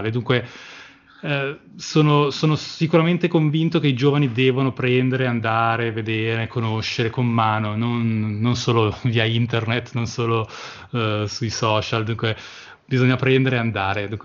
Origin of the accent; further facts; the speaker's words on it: Australia; born there; io sono, anch'io sono nato in Australia, avevo 18 anni e ho fatto 6 mesi